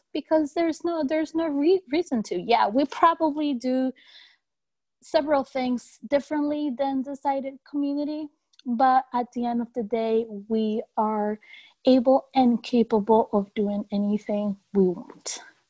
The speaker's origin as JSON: {"language": "English", "town": "Carteret", "region": "New Jersey", "country": "United States", "said": "I am from Carteret, New Jersey."}